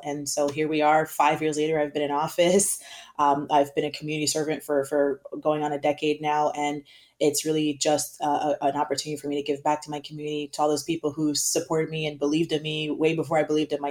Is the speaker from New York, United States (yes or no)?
no; South Florida, United States; I grew up in South Florida